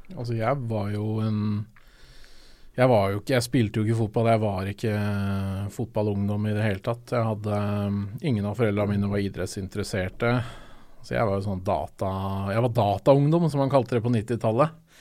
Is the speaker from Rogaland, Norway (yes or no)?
no; Oslo, Norway; jeg er jo fra Østensjø bydel, så jeg er fra lenger ut